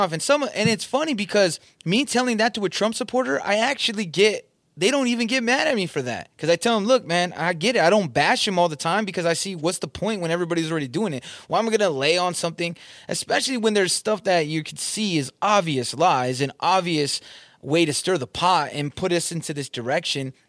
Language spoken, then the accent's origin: English; Southern California, United States; moved away; I'm from Southern California